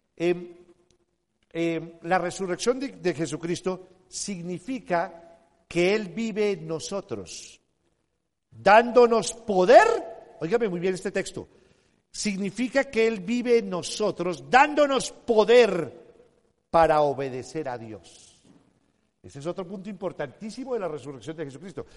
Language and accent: Spanish; Colombia; Nací un 9 de abril en, uno de los aniversarios de la muerte de Jorge Elías el Gaitán